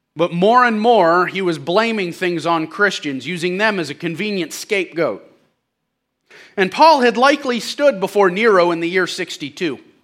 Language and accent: English; St. Louis, Missouri, United States; I'm from Saint Louis